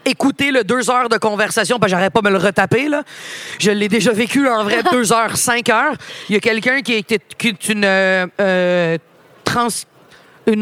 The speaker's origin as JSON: {"language": "French", "town": "Montreal", "region": "Quebec", "country": "Canada", "tie": "born or raised there", "also_born_or_lived": "Laval-Ouest", "said": "Puis j'ai déménagé de Montréal-Nord parce que mon beau-père voulait acheter une maison, puis c'était pas achetable il y a 20 ans en arrière"}